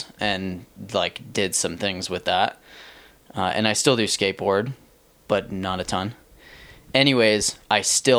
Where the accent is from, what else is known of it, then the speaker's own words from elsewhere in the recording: Plymouth, Massachusetts, United States; moved away as an adult; now in Lander, United States; I grew up in Plymouth, Mass, which is 30 minutes south of Boston